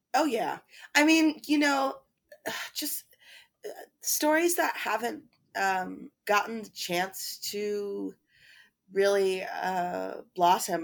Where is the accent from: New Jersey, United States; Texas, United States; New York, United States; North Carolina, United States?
North Carolina, United States; Chapel Hill; moved away; I'm originally from Chapel Hill, North Carolina